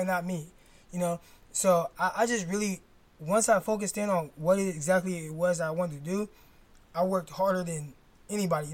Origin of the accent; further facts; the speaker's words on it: Stockton, California, United States; Delta College, which is in my hometown, Stockton